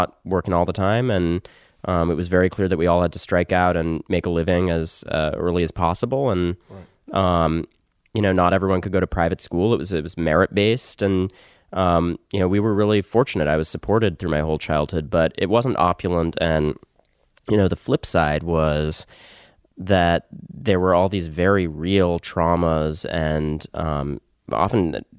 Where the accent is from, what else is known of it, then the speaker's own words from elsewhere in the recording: Connecticut, United States; also born or lived in New York; I was born in New York, and then I spent my teens in Connecticut.